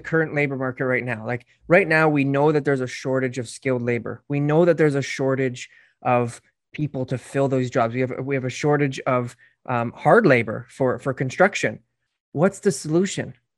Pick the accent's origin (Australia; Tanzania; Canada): Canada; my family came here in the fifties, so, you know, they dealt with those hardships for, for being Irish many, many years ago